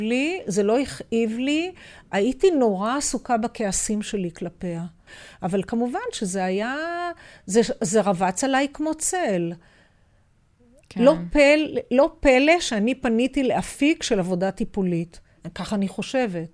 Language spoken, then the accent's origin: Hebrew; Haifa, Haifa District, Israel; אבל אנחנו הילדים גדלנו כולנו בתוך השכונה הזאת